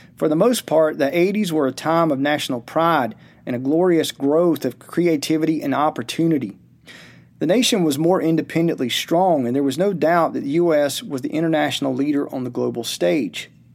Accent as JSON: {"language": "English", "region": "Georgia", "country": "United States", "tie": "born or raised there", "said": "his and my home state of Georgia"}